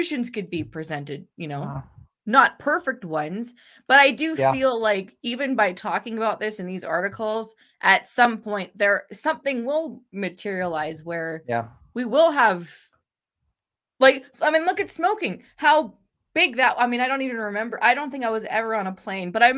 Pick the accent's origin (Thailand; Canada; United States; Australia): Canada; as a Canadian